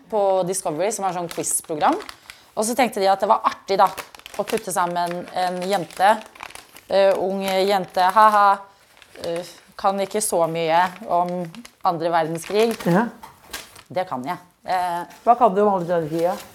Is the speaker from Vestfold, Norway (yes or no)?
no; Stord, Vestland, Norway; born there; Jo, men jeg er født på Stord